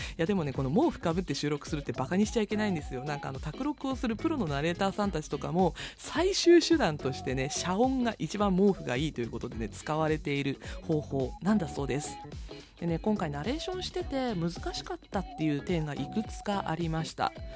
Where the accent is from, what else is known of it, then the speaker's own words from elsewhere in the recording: northern Kyushu, Japan; 私も九州北部の人間なので